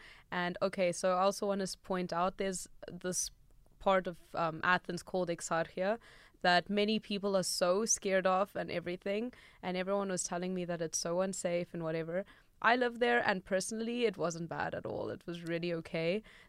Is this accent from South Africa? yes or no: yes; South Africa; Yeah, no, being from South Africa, you try to avoid danger at all costs.